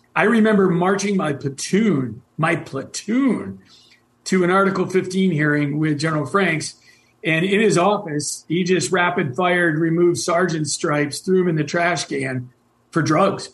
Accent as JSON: {"language": "English", "region": "New York", "country": "United States", "tie": "born or raised there", "also_born_or_lived": "West Germany", "moved": "as an adult", "said": "a kid from New York State"}